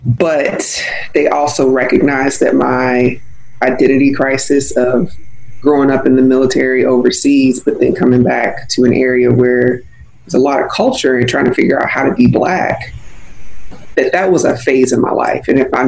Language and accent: English; Mississippi, United States; also born or lived in Germany / Virginia; But I went to high school in Virginia, the DC area, so a lot of people assume I'm from Virginia, but I'm actually from Mississippi.